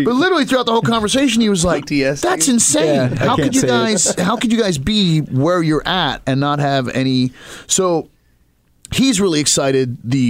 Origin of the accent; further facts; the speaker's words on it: Maryland, United States; Like, I'm from Western Maryland.